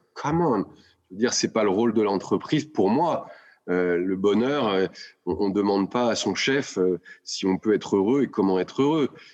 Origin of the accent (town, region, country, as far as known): Lyon, Auvergne-Rhône-Alpes, France; moved away as an adult